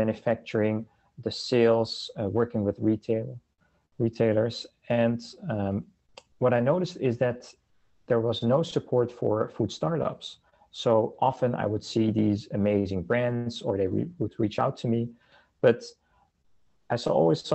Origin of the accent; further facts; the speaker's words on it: Netherlands; moved away as an adult; now in Canada; I'm originally from the Netherlands, and I came to Canada in the early 2000s